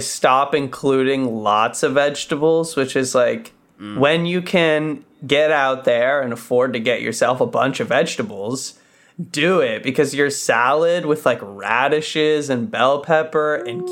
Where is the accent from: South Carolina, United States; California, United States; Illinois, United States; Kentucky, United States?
California, United States; Los Angeles; also born or lived in San Diego; I was born here